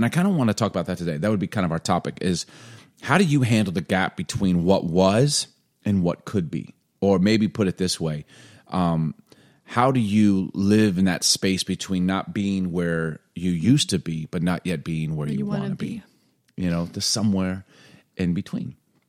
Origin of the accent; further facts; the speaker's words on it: Chicago, Illinois, United States; now in Seattle, United States; I mean, I know what to do. I'm from